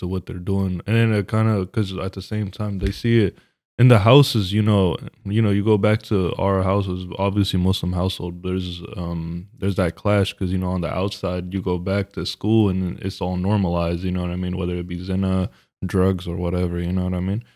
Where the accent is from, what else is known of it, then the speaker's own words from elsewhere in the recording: Stockton, California, United States; we are from Stockton